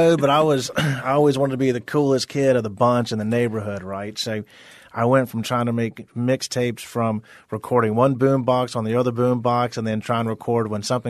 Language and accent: English; Deep South, United States; I mean, it just growing up in the Deep South, that's just part of the culture.